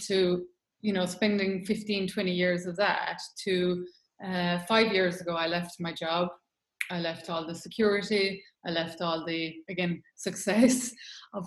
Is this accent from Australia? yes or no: no; Ireland; moved away as an adult; also born or lived in London; I'm Irish, lived in Ireland for 20 years and I've lived away for 20 years